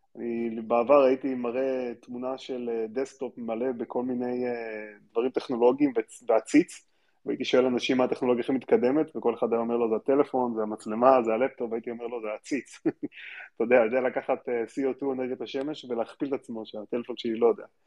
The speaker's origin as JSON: {"language": "Hebrew", "country": "Israel", "tie": "born or raised there", "also_born_or_lived": "Stanford, United States", "said": "נולדתי בארץ"}